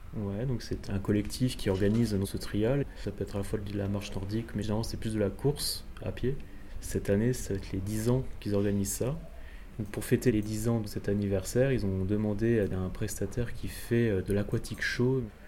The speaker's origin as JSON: {"language": "French", "area": "Alsace", "region": "Grand Est", "country": "France", "said": "je suis alsacien"}